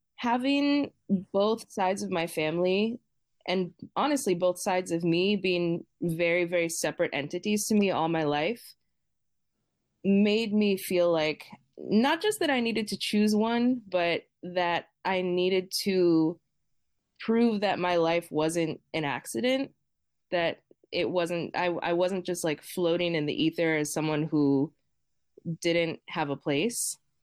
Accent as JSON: {"language": "English", "town": "Boston", "region": "Massachusetts", "country": "United States", "tie": "born or raised there", "said": "I grew up in Boston"}